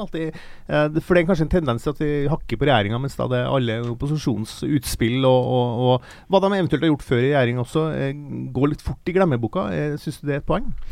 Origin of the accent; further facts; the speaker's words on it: Sørlandet, Southern Norway, Norway; jeg kommer fra Sørlandet